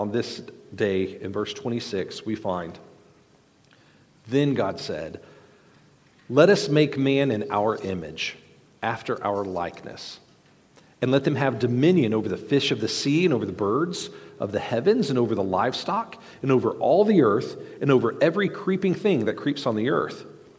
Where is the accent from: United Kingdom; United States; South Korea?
South Korea; moved away; I grew up in South Korea, and we would go regularly into temples